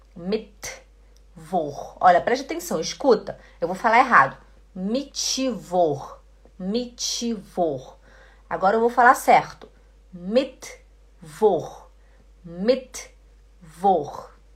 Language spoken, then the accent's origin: Portuguese; Belém, Pará, Brazil; eu sou de Belém do Pará. E lá no Belém do Pará a gente fala muito esse ti, ti, di, ti